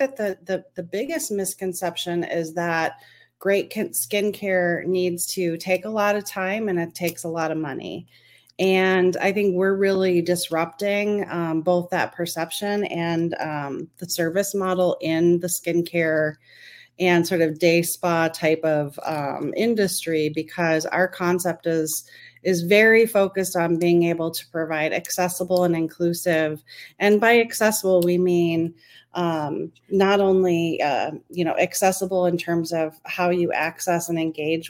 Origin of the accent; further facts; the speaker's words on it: Minneapolis, Minnesota, United States; I'm from the Twin Cities of Minneapolis and St. Paul in Minnesota